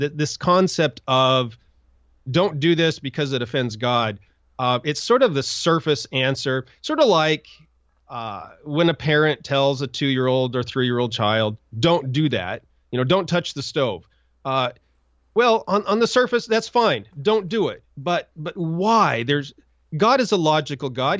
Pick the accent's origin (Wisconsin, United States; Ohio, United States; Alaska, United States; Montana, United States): Montana, United States; I grew up in Montana